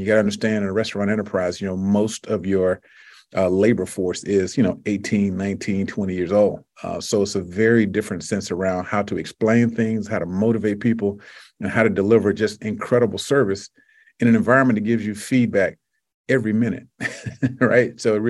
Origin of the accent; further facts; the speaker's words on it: Deep South, United States; You know, I'm from the Deep South, which means you can cut grass for 11 months out of the year.